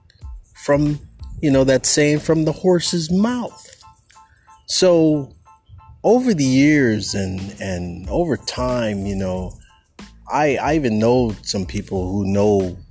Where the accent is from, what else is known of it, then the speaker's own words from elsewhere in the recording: California, United States; as a Californian